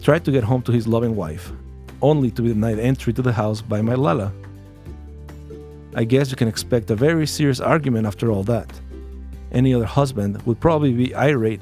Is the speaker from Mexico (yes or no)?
yes; Mexico City, Mexico; I was born in Azcapotzalco, Distrito Federal, 5 days before Christmas of 1982.